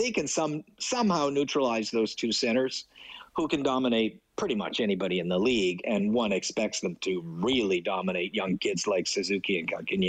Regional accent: Edmonton, Alberta, Canada; moved away; One, I grew up in Edmonton.

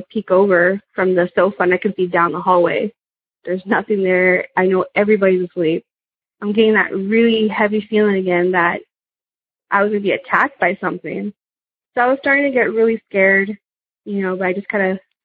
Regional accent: South Texas, United States; also born or lived in California; I'm from South Texas

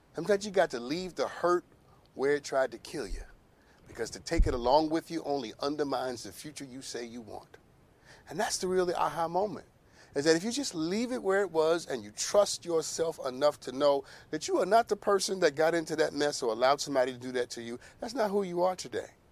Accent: New York, United States; I'm from New York, by the way. I'm Harlem

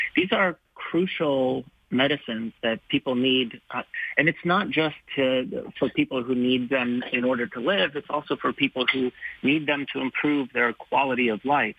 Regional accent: Canada; now in West Virginia, United States; I'm calling you from West Virginia, but I am right. Canadian.

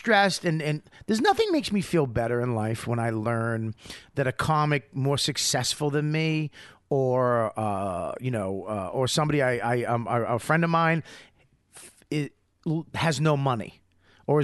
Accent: Australia; you know, I'm from Australia. I'm real honest.

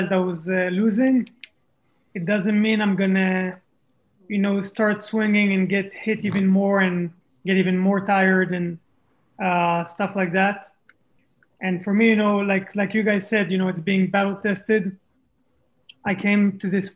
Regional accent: Israel; also born or lived in France; I was born in France, grew up in Israel

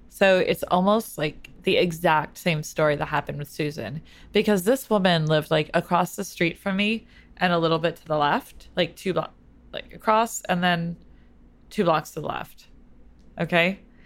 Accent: New York City, New York, United States; I grew up in New York City too

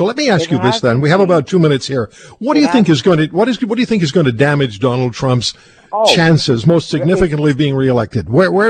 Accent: Canada; I'm a Canadian voter. I don't vote in the United States.

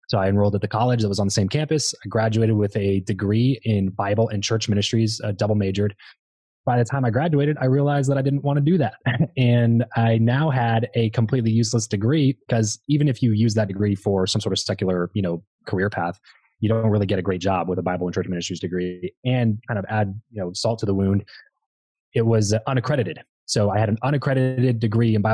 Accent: Lancaster, California, United States; moved away; I grew up in Southern California, a little town called Lancaster that nobody really knows about

